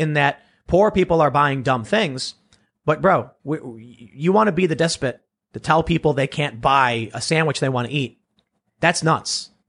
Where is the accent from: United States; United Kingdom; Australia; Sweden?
United States; Chicago, Illinois; Yeah, I'm from the South Side